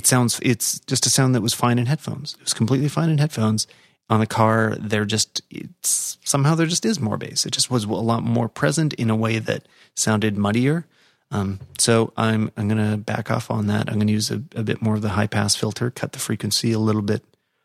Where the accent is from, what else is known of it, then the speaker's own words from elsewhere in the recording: Canada; And that's cool. And that's good to hear as a Canadian.